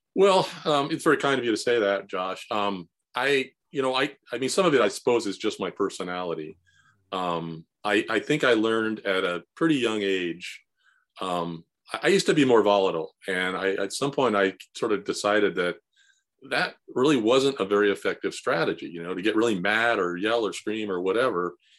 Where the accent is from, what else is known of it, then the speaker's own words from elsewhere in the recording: San Fernando Valley, California, United States; I grew up in the San Fernando Valley, um, in the sixties and seventies